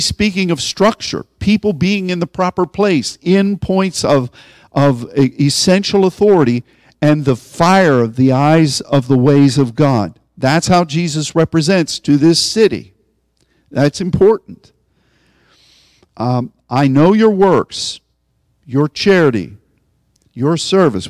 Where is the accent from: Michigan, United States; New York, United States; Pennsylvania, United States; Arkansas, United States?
Pennsylvania, United States; Pittsburgh; I'm from Pittsburgh